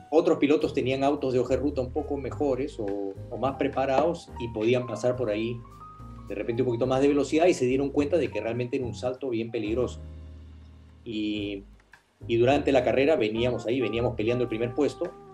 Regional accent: Peru; yo vivía en el Perú, yo corría como peruano con auspicios peruanos

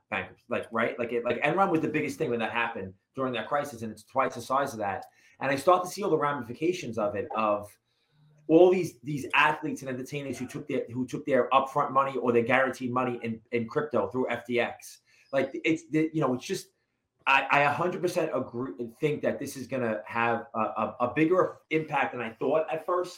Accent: New York City, New York, United States; I'm from Brooklyn, New York, originally. I grew up in a two-family house there.

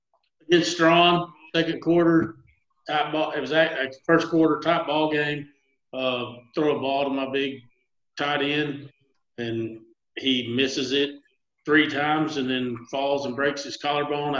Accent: Gatesville, Texas, United States; I grew up in Gatesville, Texas

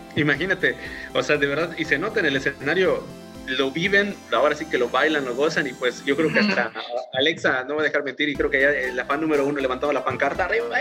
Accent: Yucatán, Mexico; como yucatecos y las personas que no están de Yucatán, pues bueno, nos sentimos súper orgullosos

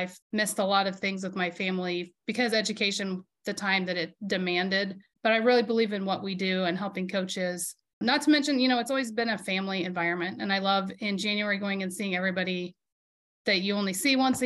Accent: Prairie Village, Kansas, United States; I grew up in Prairie Village, which is part of Kansas City on the Kansas side

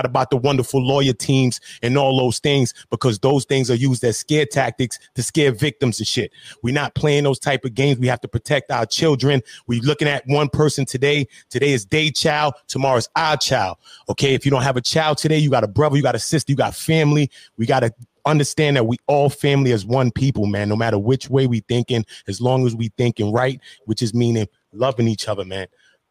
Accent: Brooklyn, New York, United States; because I'm from New York City and I'm from Brooklyn right now. I'm in the city.

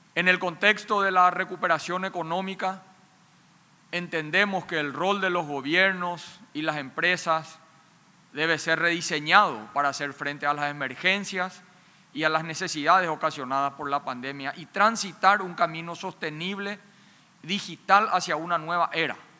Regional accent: Paraguay; En mi país

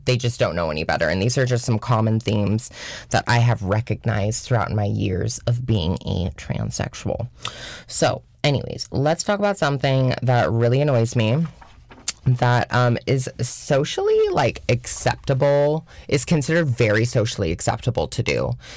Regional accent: Washington, United States; moved away as an adult; now in New York, United States; I am from Washington State

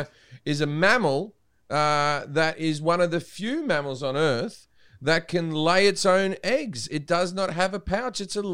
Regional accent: Australia; now in United States; I used to have a lot of geckos come into my house as a kid.

